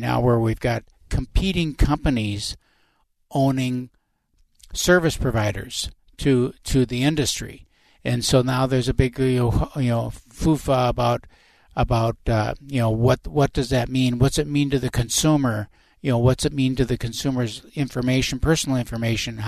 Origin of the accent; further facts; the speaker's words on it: Winona, Minnesota, United States; moved away; I'm from Winona